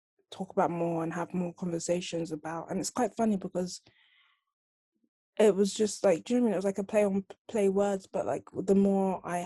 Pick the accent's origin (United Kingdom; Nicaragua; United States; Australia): United Kingdom; London; do I say Northwest London? Am I meant to say Nigeria? But it's like, I'm Nigerian, yes, but I was born and raised in England